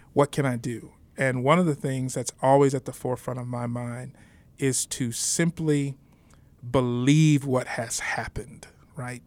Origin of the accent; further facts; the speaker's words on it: San Antonio, Texas, United States; moved away as an adult; now in Denver, United States; born and raised in San Antonio, Texas